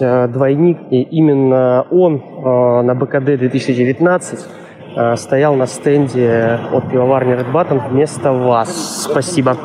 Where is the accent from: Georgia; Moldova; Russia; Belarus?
Russia; Nizhnevartovsk, Khanty-Mansi Autonomous Okrug; moved away; also born or lived in Moscow; мы же вообще из Нижневартовска